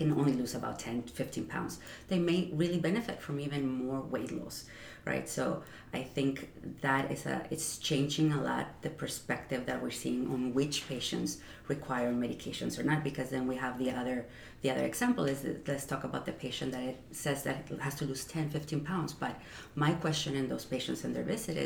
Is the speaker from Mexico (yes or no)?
yes; Mexico; moved away as an adult; also born or lived in Ciudad Juarez, Chihuahua, Mexico; now in New York, United States; growing up in Mexico